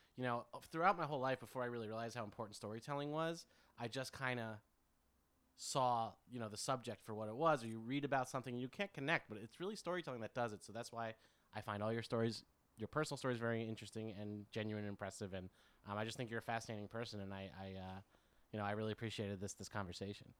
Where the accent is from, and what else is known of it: United States